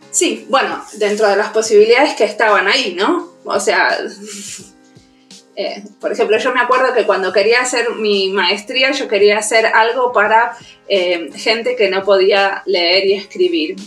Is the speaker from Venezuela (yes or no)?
no; Argentina; accent: Argentine; moved away as an adult; also born or lived in Buenos Aires; now in Helsinki, Finland; primero estudié diseño industrial en la UBA, en Buenos Aires, soy argentina, y después eh, me vine a Finlandia